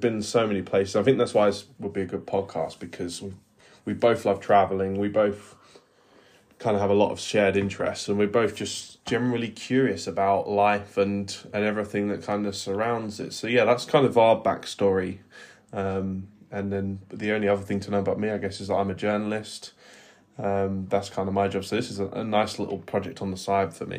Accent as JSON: {"language": "English", "region": "England", "country": "United Kingdom", "said": "as an English person"}